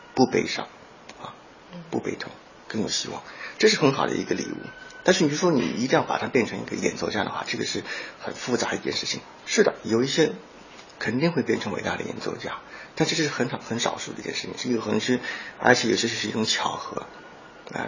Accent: China; moved away; also born or lived in United States; 我们中国人

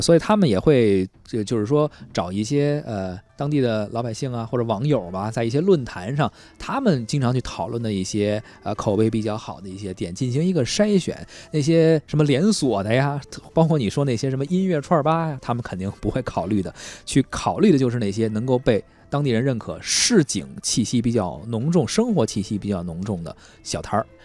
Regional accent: Beijing, China; 在我们北京

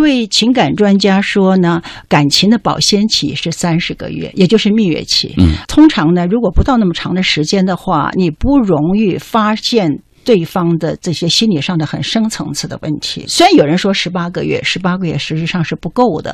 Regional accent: Taiwan; moved away as an adult; also born or lived in United States; 我是在台湾长大，他大毕业以后呢，拿到美国奖学金，在美国读书

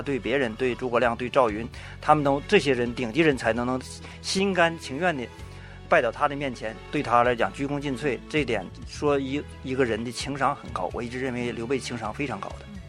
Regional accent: Liaoning, China; 我来自东北辽宁

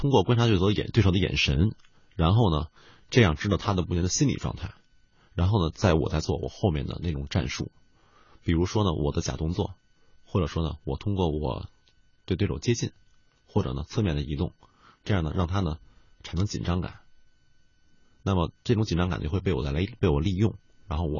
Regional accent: Beijing, China; 我是北京人

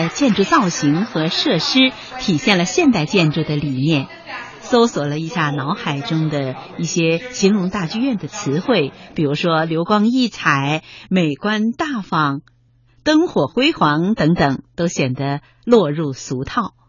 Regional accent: Harbin, Heilongjiang, China; moved away; 在离开家乡四十载以后，我又重新踏上了家乡的土地。在哈尔滨的松花江边，

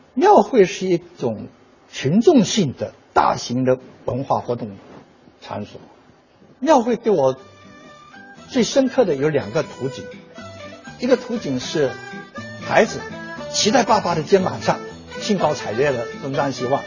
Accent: China; 我们中国人享天伦之书

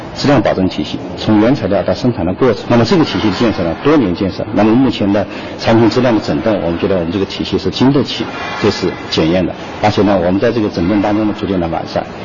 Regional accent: Beijing, China; 我们北京人说下酒菜

